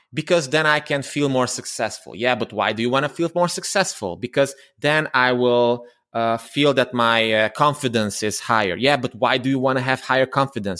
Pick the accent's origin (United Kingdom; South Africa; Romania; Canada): Romania; Transylvania; English is a second language; I'm from Romania, uh, originally from Transylvania, although I'm a Hungarian. And, um, I, I studied there, I grew up there